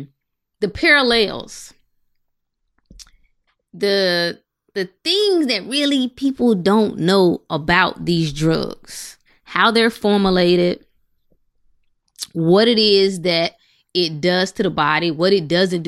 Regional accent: North Carolina, United States; I'm from North Carolina

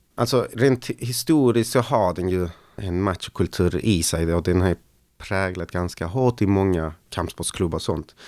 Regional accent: Malmö, Skåne, Sweden; Och jag växte upp då på Lindängen.

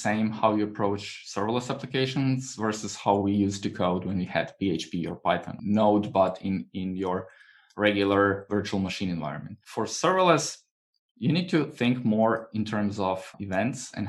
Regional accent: Croatia; I was renting sun protective umbrellas, you know, on the beach, because I'm from Croatia

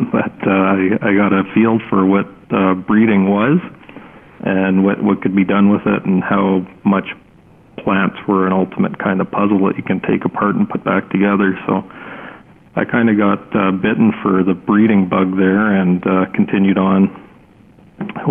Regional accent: Winnipeg, Manitoba, Canada; now in Swift Current, Canada; I grew up in Winnipeg

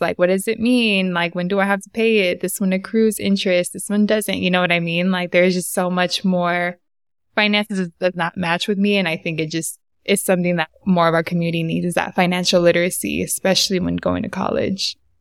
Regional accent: San Diego, California, United States; moved away as an adult; now in Bay Area, United States; I was born and raised in Southeast San Diego

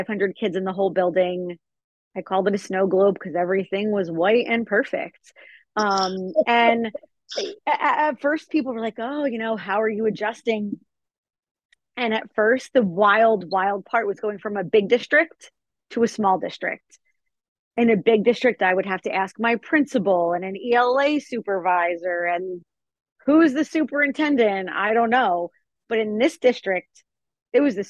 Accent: New Jersey, United States; also born or lived in Hawaii; I only lived in Hawaii for 2 weeks before I'm straight back to New Jersey.

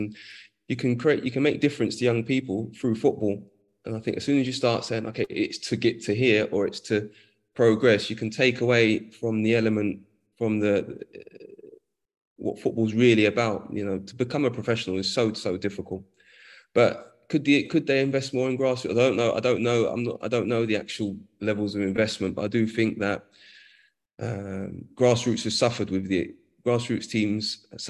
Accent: London, United Kingdom; I grew up in Edmonton, North London

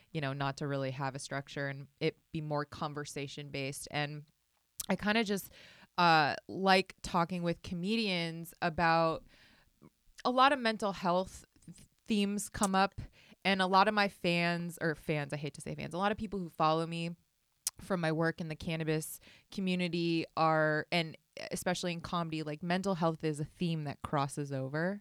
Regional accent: Las Vegas, Nevada, United States; I grew up in Vegas

